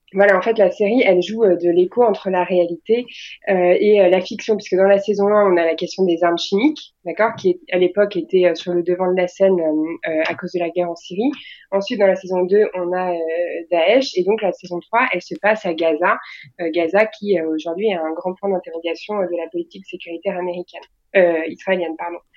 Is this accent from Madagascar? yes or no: no; France; on est des Français